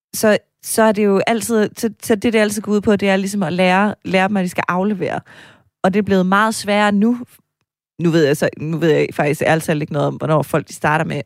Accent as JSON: {"language": "Danish", "country": "Denmark", "said": "Jeg var også fra Jylland"}